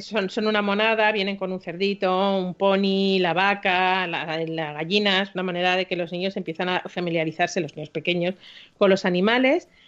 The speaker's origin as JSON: {"language": "Spanish", "town": "Madrid", "region": "Community of Madrid", "country": "Spain", "tie": "born or raised there", "said": "soy madrileña por los cuatro costados"}